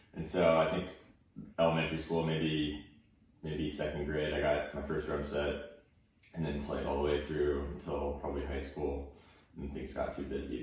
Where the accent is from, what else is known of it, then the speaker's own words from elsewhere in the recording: Tulsa, Oklahoma, United States; also born or lived in Oregon / Bixby, Oklahoma; I was born in Oregon, and then we moved shortly after, and then I was raised in Oklahoma, uh, specifically Tulsa, Oklahoma